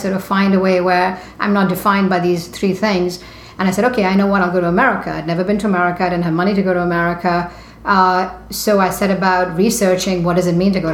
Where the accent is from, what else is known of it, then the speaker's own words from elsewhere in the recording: India; moved away; I grew up in India in the 70s